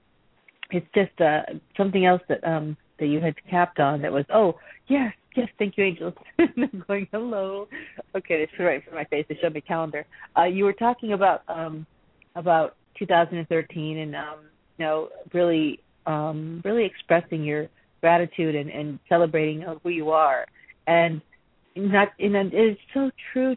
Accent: Massachusetts, United States; same here, Massachusetts

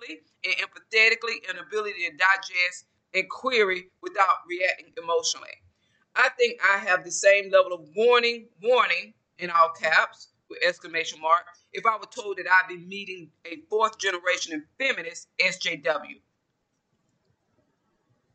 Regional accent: small town Georgia, United States; I'm from the South. I'm from Georgia, small town Georgia

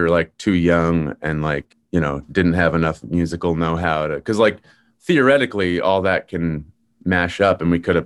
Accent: South Shore, Massachusetts, United States; also born or lived in Boston / Allston / Brookline; now in Cambridge, United States; So I grew up on the South Shore, but then I came to Boston for college and I live in Cambridge now.

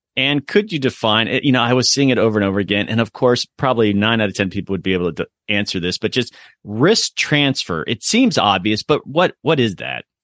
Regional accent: Sarasota, Florida, United States; moved away; I grew up in Sarasota, which is just an hour north

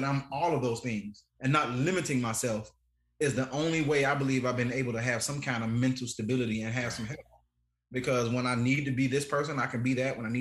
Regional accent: Chicago, Illinois, United States; moved away; also born or lived in Alabama; I grew up not in Alabama. I grew up in Chicago

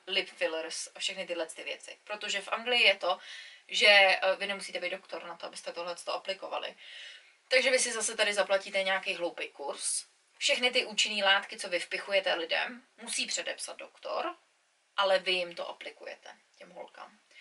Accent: Czechia; now in England, United Kingdom; my bychom jako Češi

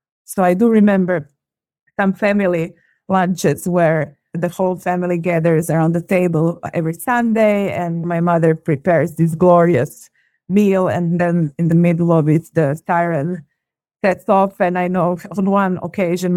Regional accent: Zagreb, City of Zagreb, Croatia; born and raised in Zagreb, which is the capital of Croatia

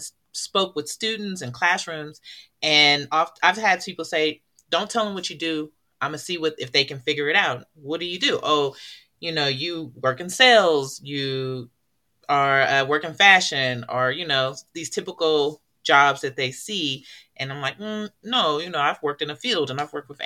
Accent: Oakland, California, United States; I'm from Oakland, California

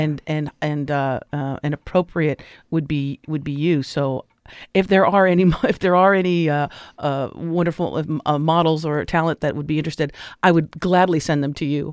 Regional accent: Los Angeles, California, United States; I grew up in Los Angeles in the day

